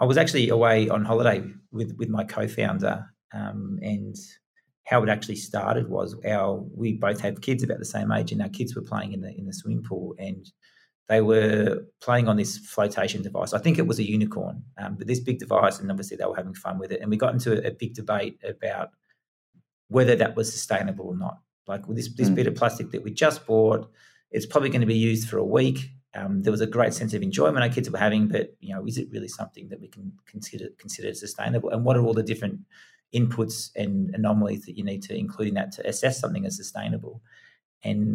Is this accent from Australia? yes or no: yes; Australia; moved away as an adult; also born or lived in England; I was 1 year old when I went to Australia. So I was born in England. Not that I tell many people that, because I'm fully Australian